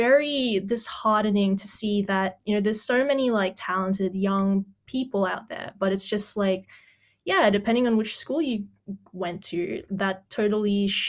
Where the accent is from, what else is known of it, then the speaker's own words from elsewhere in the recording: Philippines; now in Australia; I come from the Philippines